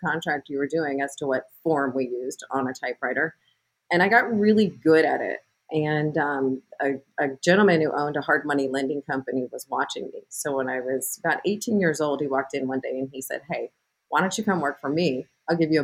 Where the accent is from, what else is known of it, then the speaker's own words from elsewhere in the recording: Las Vegas, Nevada, United States; also born or lived in Pittsburgh, Pennsylvania; I grew up in Spring Valley, right off of Tropicana.